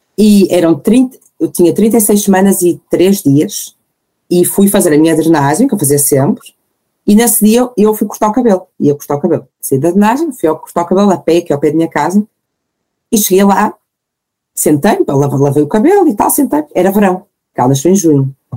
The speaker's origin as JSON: {"language": "Portuguese", "town": "Porto", "region": "Norte", "country": "Portugal", "said": "tenho 34 anos, sou do Porto"}